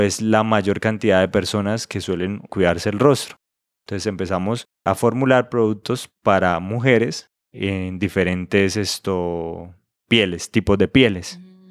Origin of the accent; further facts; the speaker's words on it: Santa Elena del Opón, Santander, Colombia; now in Bucaramanga, Colombia; yo nací en un pueblo cerca de Bucaramanga, pues no cerca de Bucaramanga precisamente, sino cerca de un municipio que se llama Vélez. El pueblo donde yo nací se llama Santa Elena de Lopón